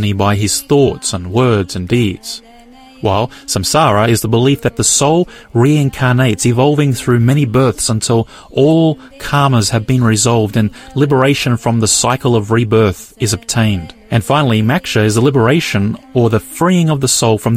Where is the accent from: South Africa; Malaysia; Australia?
Australia; I'm born here in Australia